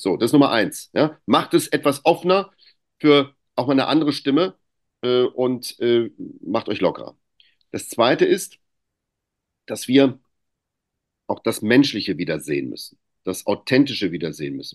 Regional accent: Greece; ich bin ja auch Grieche

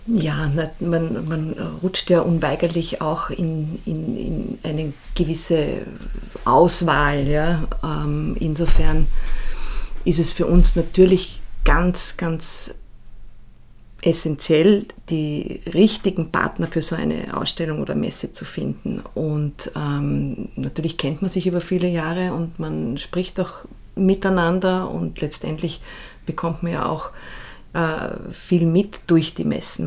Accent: Salzburg, Austria; ich bin ja in Salzburg aufgewachsen und dort in die Schule gegangen

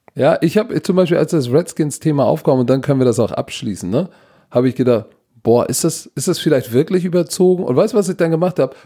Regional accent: Germany; wir als Deutsche

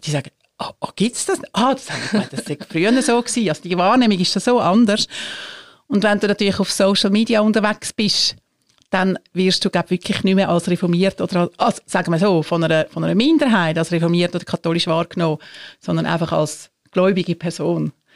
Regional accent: Switzerland; bei uns in der Schweiz

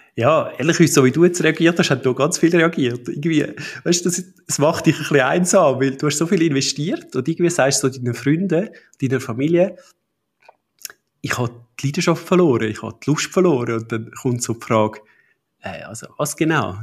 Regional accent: Buchs, Zurich, Switzerland; Wir sind zu Buchs im Zürcher Unterland aufgewachsen

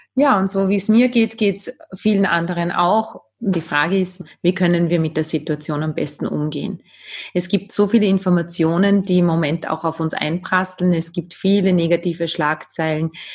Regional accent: Austria; Bei uns in Österreich

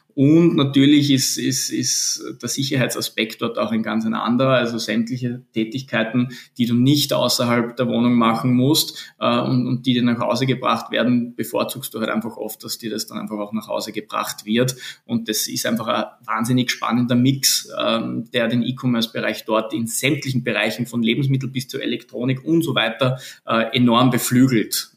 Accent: Linz, Upper Austria, Austria; moved away as an adult; also born or lived in Vienna / Lisbon / South America; bin geborener Linzer

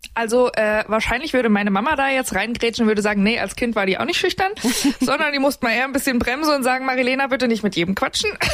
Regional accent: Tann, Hesse, Germany; moved away as an adult; now in Munich, Germany; ich komme aus Tann in der Rhön und ähm, arbeite jetzt in München bei Antenne Bayern

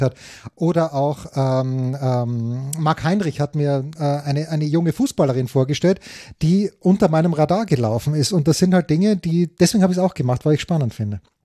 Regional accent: Austria; als Österreicher

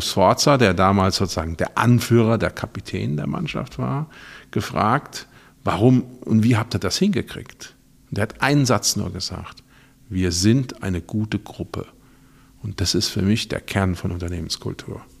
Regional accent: Rhineland-Palatinate, Germany; ich komme ja aus der Pfalz

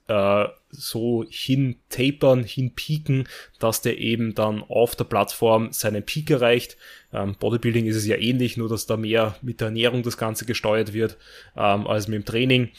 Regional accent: Austria; bei uns in Österreich

